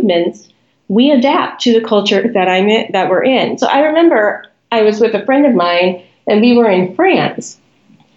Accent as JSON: {"language": "English", "country": "United States", "said": "I am an American"}